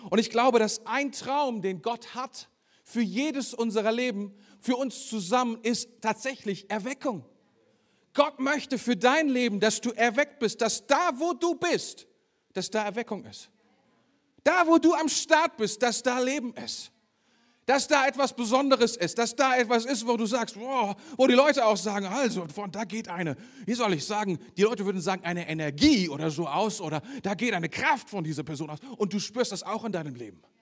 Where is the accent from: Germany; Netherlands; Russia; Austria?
Germany; Ein klein bisschen deutsch, wenn du so möchtest. Weil ich bin ja selber auch Deutscher.